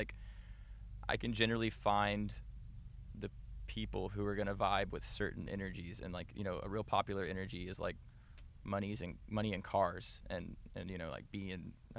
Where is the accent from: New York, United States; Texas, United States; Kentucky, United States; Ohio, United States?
Texas, United States; Tyler; moved away as an adult; also born or lived in Florida; now in Los Angeles, United States; So I was born in Florida, but primarily I was raised in Tyler.